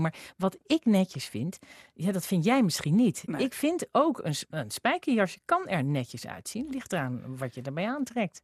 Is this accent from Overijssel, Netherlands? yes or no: yes; Zwolle, Overijssel, Netherlands; ik kwam uit Zwolle